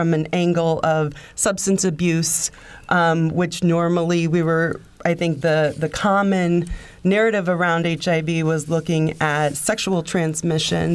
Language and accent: English; Indiana, United States; growing up in Indiana